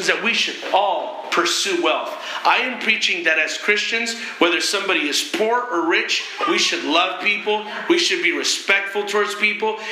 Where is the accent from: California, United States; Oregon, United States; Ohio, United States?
California, United States; Berkeley; I was born in Berkeley. That's the culture I came out